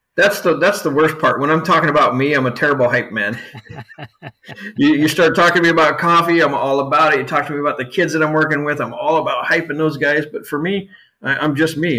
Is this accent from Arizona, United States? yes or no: yes; Yuma, Arizona, United States; moved away; also born or lived in Southern California; I grew up in in Southern California and down in Yuma, Arizona, for the most part